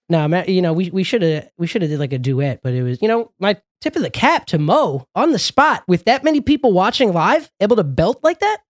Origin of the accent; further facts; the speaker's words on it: Los Angeles, California, United States; now in New York, United States; I probably consider myself more of a friggin', uh, Angelino because I had probably the most formative years of my life out there.